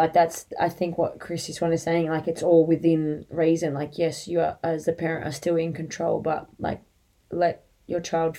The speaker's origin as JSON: {"language": "English", "country": "Australia", "said": "Swimming in our family is a non-negotiable extracurricular activity that you are to do as a part of being an Australian, like, and living an Aussie life near the water."}